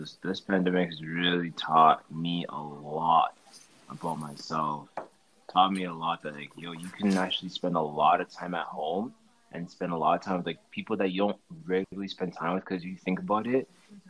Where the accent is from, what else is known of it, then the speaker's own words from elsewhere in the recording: St. Kitts & Nevis; also born or lived in Trinidad and Tobago; And since I'm from St. Kitts and Trinidad, I did both.